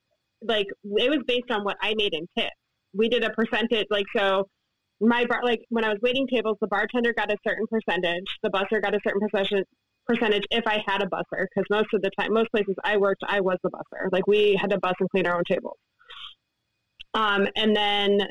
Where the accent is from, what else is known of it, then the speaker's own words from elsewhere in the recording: Ann Arbor, Michigan, United States; now in Ohio, United States; I grew up in Ann Arbor.